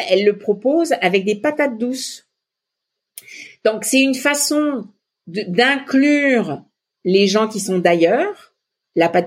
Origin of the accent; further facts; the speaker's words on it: Lebanon; moi, je viens du Liban et euh, la feuille de vigne, c'est euh, fourré au riz, c'est hyper important pour moi.